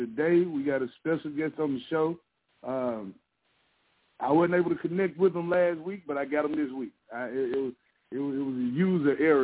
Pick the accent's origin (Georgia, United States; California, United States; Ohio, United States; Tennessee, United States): Tennessee, United States; West; moved away as an adult; now in Nashville, United States; I'm from West Tennessee originally. I've been here in the Nashville area almost 3 years